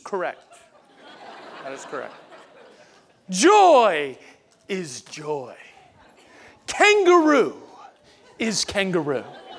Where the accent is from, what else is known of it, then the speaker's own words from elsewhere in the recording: Pensacola, Florida, United States; I'm from Florida, Pensacola.